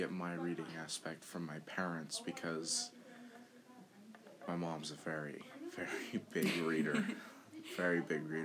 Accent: New York, United States; I grew up in New York myself

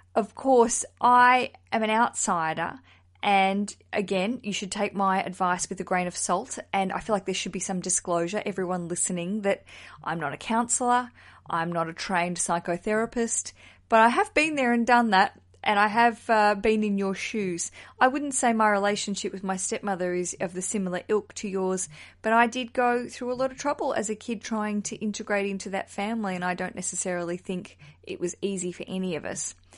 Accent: Tasmania, Australia; now in London, United Kingdom; I'm from Tasmania originally

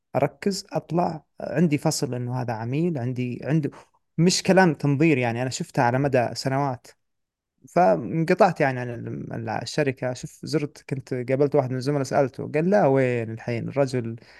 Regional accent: Saudi Arabia; عندنا في السعوديه

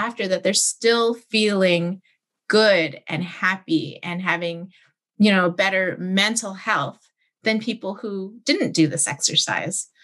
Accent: Canada

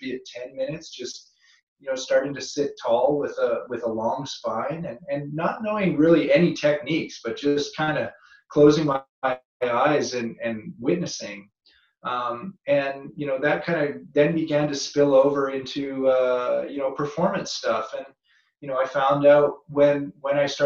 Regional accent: North Vancouver, British Columbia, Canada; moved away; also born or lived in California; Being a Canadian kid and growing up on the North Shore of Vancouver

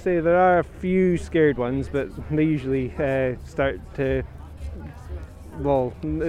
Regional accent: outside Inverness, Scotland, United Kingdom; Just from outside Inverness.

